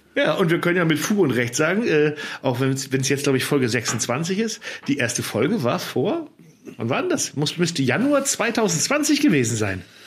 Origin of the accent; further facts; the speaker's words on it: Germany; ich als Friese